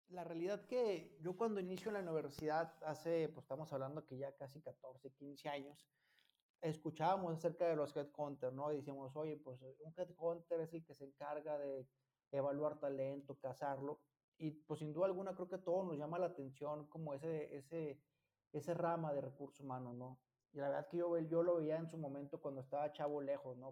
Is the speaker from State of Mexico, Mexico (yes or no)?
no; Fresnillo, Zacatecas, Mexico; moved away; Yo soy originario de Fresnillo, Zacatecas